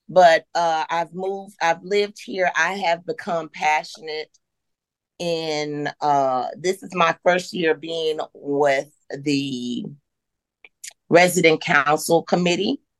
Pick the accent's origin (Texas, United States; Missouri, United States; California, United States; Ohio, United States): Missouri, United States; Kansas City; born there; also born or lived in Durham, North Carolina / Maywood, Illinois; I was born in the Midwest, uh, Kansas City, Missouri, and then we moved here to Durham, North Carolina for a few years, and then uh, ended up in uh, in Illinois, right outside of Chicago, in a town uh, called